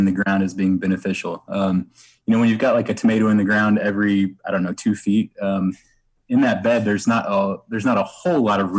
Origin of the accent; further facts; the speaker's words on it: Southern Indiana, United States; moved away as an adult; now in Indianapolis, United States; I'm from Southern Indiana. I've been up here in Indianapolis for about 5 years